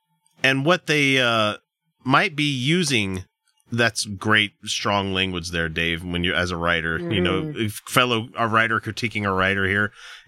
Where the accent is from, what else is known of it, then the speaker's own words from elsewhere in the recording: the South, United States; I remember having sugarcane growing nearby when I was a kid growing up in the South.